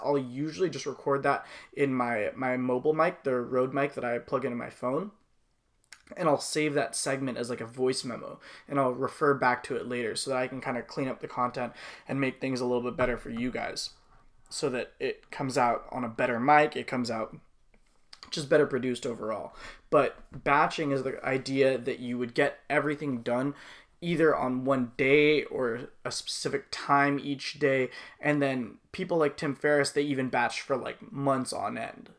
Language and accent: English; Los Angeles, California, United States; my whole family were were from you know, we're from the Woodland Hills, West Hills area